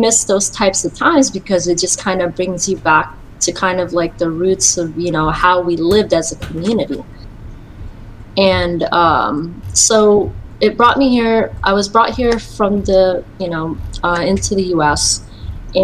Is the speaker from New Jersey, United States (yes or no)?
no; Virginia, United States; also born or lived in Philippines; I was born in the Philippines in 1982, and my mom married an Air Force man, so we ended up moving to the United States, and I grew up in Virginia for about 20 to 30 years.